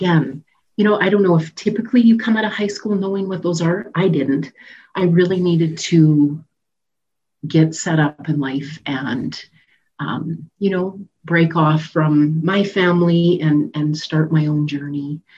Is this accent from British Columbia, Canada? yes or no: no; Saskatoon, Saskatchewan, Canada; moved away as an adult; I grew up in Saskatoon.